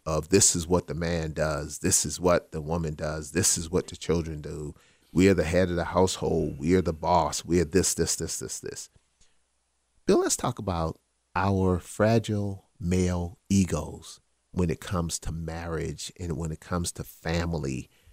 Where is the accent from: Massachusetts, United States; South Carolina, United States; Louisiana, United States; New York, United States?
South Carolina, United States; Charleston; born or raised there; accent: South Carolina Geechee